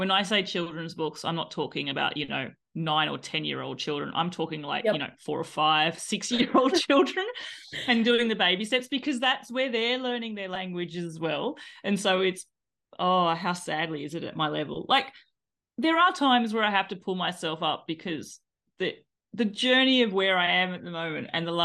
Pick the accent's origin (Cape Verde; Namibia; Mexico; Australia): Australia; moved away as an adult; also born or lived in Ireland; now in Pyrenees, France; I am, as you can tell from my accent, I am from Australia originally. But uh, in 2020, my husband and I made the big move